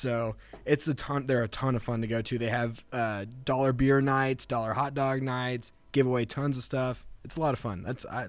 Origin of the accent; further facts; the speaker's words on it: Katy, Texas, United States; I grew up in Katy. So that's close to my neck of the woods.